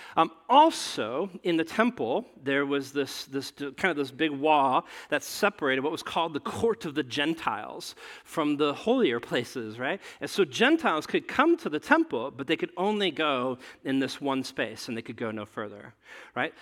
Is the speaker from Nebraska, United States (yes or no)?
yes; Nebraska, United States; I grew up in, in Nebraska